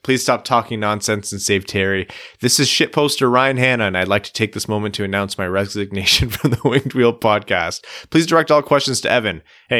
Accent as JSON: {"language": "English", "region": "South East England", "country": "United Kingdom", "tie": "born there", "said": "I was born near Brighton, so they're my default."}